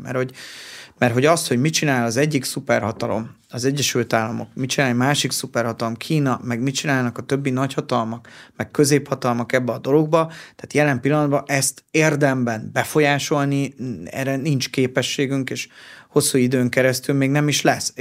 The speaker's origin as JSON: {"language": "Hungarian", "country": "Hungary", "said": "mi magyarok vagyunk"}